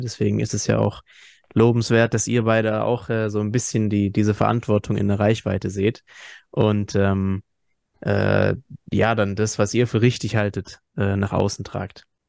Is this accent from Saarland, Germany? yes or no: no; Hesse, Germany; wir kommen ja aus Hessen